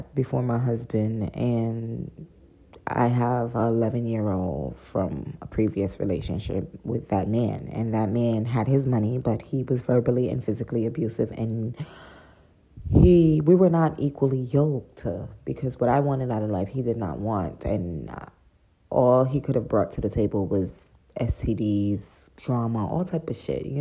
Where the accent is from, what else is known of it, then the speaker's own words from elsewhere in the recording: United States; I come from America